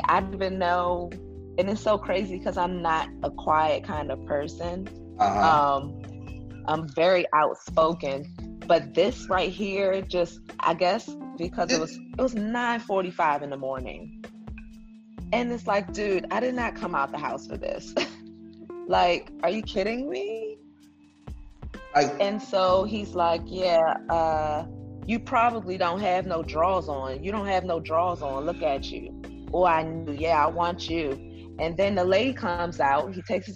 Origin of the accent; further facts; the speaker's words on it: Washington, District of Columbia, United States; I'm from Washington, D.C.